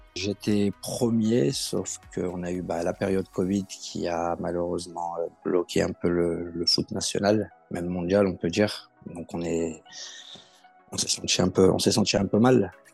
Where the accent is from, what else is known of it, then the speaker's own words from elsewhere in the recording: Villeurbanne, Auvergne-Rhône-Alpes, France; Je suis de Villeurbanne et je travaille en tant que chariste